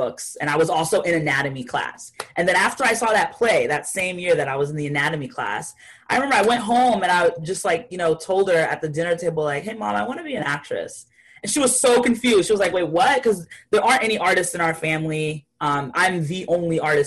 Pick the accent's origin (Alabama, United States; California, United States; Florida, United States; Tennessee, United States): Florida, United States; also born or lived in Haiti; I come from a small town in Florida. I was born in Haiti, but I grew up in Florida at the age of 5 going on.